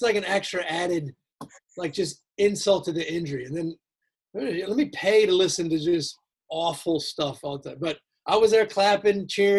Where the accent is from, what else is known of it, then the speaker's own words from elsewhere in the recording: Towson, Maryland, United States; moved away as an adult; also born or lived in Virginia; I grew up in Baltimore, Maryland, in Towson, actually. And then I came down to Virginia for college, went to University of Virginia.